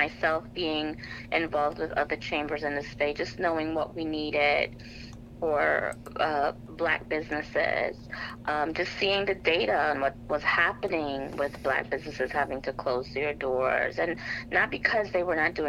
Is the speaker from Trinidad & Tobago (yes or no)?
yes; Trinidad & Tobago; So I am Trinidadian, and in our culture, the steel pan or the steel drum is part of our culture, is part of our music